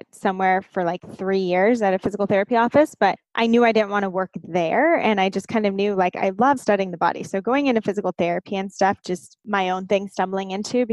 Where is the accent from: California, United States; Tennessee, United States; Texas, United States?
California, United States; Southern; I grew up in Southern California